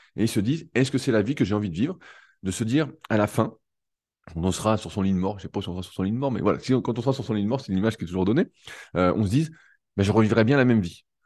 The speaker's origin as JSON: {"language": "French", "town": "Annecy", "region": "Auvergne-Rhône-Alpes", "country": "France", "said": "je suis d'Annecy"}